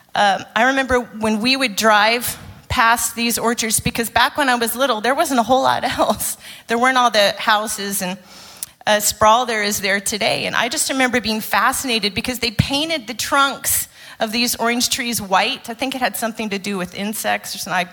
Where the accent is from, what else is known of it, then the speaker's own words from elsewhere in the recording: Arizona, United States; moved away; I grew up in Arizona, uh, in the United States